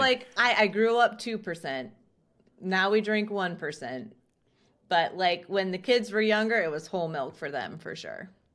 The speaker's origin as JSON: {"language": "English", "town": "Chester", "region": "South Dakota", "country": "United States", "tie": "born or raised there", "also_born_or_lived": "Southwest Minnesota", "lives_now": "Sioux Falls, United States", "said": "I was born in Southwest Minnesota, so only, like, an hour away from Sioux Falls, and then moved to South Dakota in fifth grade in a small little town called Chester, South Dakota"}